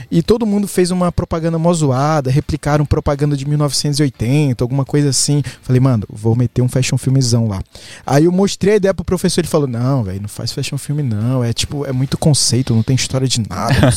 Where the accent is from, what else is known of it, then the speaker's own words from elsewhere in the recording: Guarabira, Paraíba, Brazil; Nasci em Guarabira. interior